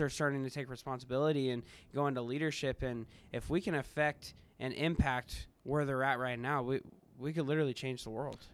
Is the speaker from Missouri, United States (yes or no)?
yes; Kansas City, Missouri, United States; moved away as an adult; now in Ohio, United States; I'm from Kansas City area